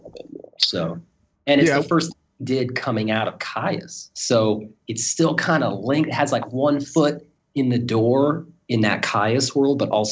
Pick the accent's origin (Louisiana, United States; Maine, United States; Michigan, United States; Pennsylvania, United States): Pennsylvania, United States; Pittsburgh; moved away; I'm actually from Pittsburgh, Pennsylvania, originally